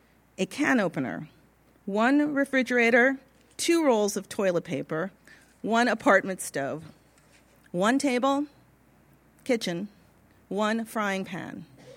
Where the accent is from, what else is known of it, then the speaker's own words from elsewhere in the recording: Pasadena, California, United States; I was born in Pasadena, California in 1947, and except for some scattered months of living in the desert just outside of Victorville, I lived in Pasadena until 1970.